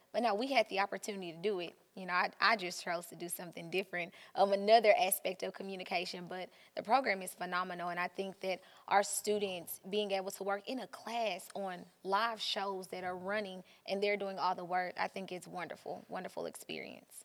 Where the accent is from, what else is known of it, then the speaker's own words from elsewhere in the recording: Hot Springs, Arkansas, United States; moved away as an adult; now in Jonesboro, United States; I'm actually from Hot Springs